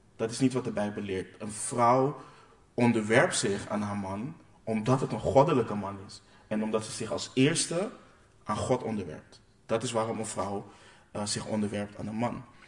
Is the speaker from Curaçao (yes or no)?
yes; Curaçao; ik kom uit Curaçao